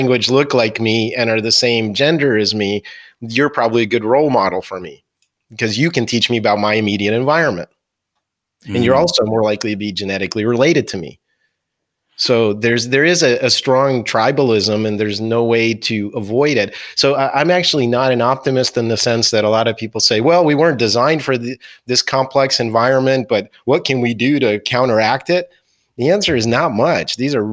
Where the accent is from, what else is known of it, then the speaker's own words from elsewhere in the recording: near Philadelphia, Pennsylvania, United States; also born or lived in New Jersey; I grew up near Philadelphia. I went to high school in New Jersey